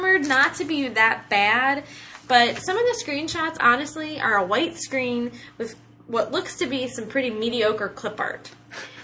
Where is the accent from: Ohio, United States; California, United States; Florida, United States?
Ohio, United States; we're from Ohio, Midwest